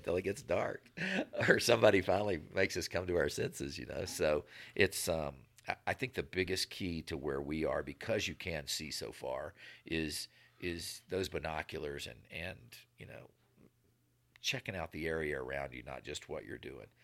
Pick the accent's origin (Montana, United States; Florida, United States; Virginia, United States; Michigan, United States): Virginia, United States; moved away as an adult; also born or lived in Nevada; where I grew up in the East Coast